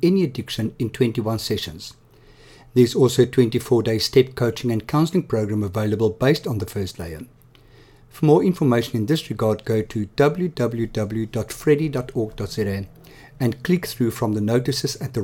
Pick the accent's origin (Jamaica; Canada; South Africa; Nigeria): South Africa; Johannesburg, Gauteng; also born or lived in Cape Town, South Africa; now in Somerset West, South Africa; I come from Johannesburg originally and then lived in Cape Town